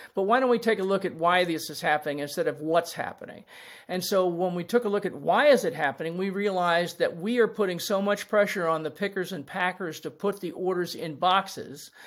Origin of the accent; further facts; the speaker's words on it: Washington, District of Columbia, United States; I grew up in Washington, D C